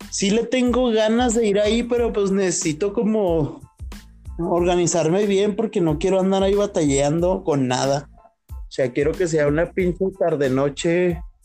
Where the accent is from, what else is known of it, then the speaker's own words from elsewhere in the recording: northern Mexico, Mexico; somos norteños. Tecate también, somos bien pinches norteños.